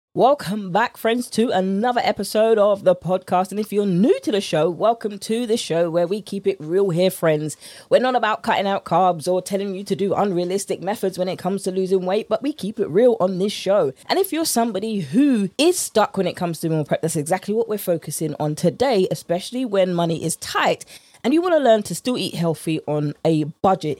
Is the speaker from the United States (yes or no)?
no; United Kingdom; accent: British; my British accent